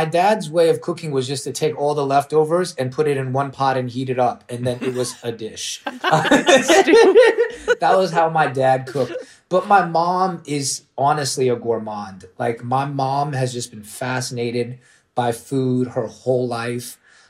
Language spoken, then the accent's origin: English; Washington, District of Columbia, United States; born there; also born or lived in Orlando, United States; Well, I was a Knicks fan always because I was born in D.C.